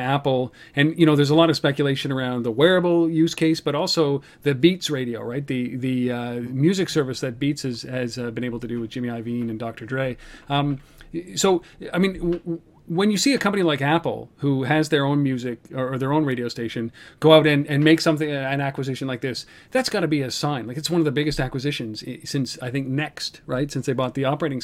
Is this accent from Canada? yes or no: yes; Canada; I'm a Canadian